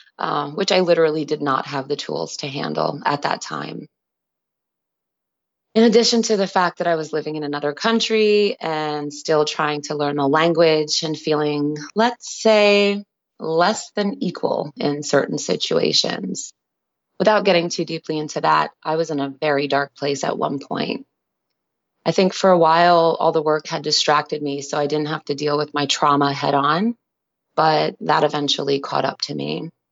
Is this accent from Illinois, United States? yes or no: no; Staten Island, New York, United States; it meant a lot to me to film in my hometown where I had lost so many loved ones to that epidemic.